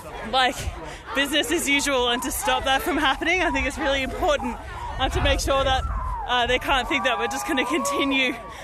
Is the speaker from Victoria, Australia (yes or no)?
no; New South Wales, Australia; I'm from the Illawarra where they do longwall mining in the Illawarra water catchment.